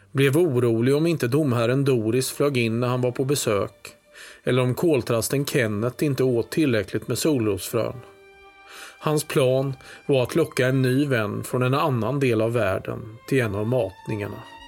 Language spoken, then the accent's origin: Swedish; Hultsfred, Kalmar County, Sweden; från den här bygden där jag växte upp i Hultsfred i östra Småland.